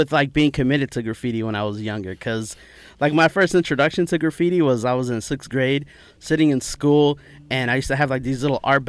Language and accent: English; New York City, New York, United States; I was like, Queens.